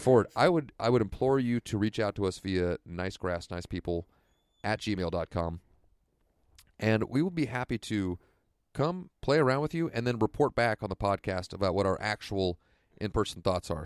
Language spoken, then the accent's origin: English; Santa Rosa, California, United States; here in my hometown of Santa Rosa